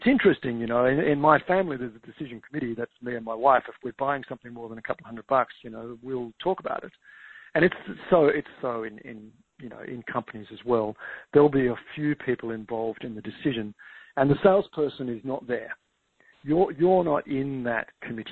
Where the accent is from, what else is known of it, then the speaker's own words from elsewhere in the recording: Tasmania, Australia; now in Victoria, Australia; Tasmania, which is where I grew up actually in Australia